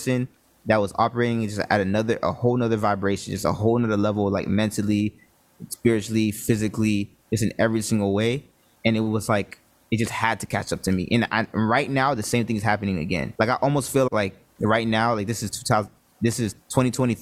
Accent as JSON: {"language": "English", "area": "Broward County", "region": "South Florida", "country": "United States", "said": "I'm from Florida. I'm from South Florida, from Broward County"}